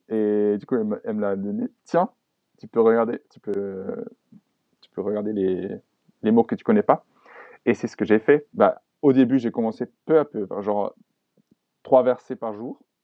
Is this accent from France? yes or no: no; Germany; French is a second language; Ich bin Deutsch